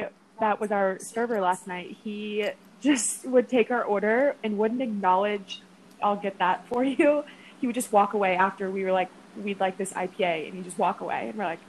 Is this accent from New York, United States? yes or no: no; Wichita, Kansas, United States; moved away as an adult; now in Chicago, United States; We're both from Wichita, Kansas.